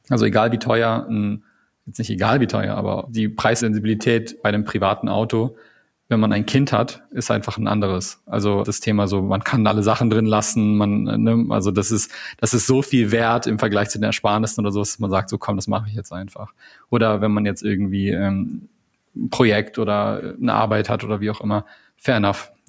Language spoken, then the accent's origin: German; Canada; also ich bin ja Kanadier, ne?